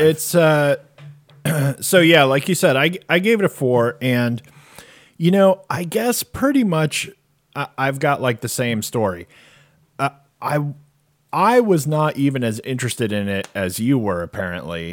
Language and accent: English; Arizona, United States; I grew up in Arizona